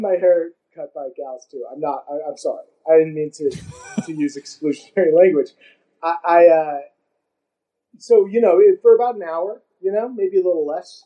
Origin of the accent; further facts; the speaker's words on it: San Francisco Bay Area, California, United States; now in New York, United States; i grew up in San Francisco, a small city in uh, the yeah the Central Bay Area